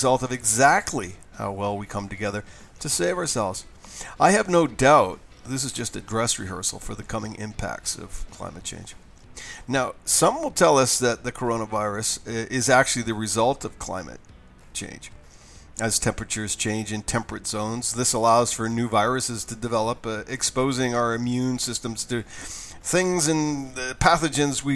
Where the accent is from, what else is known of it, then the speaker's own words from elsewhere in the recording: Mexico; I'm from Mexico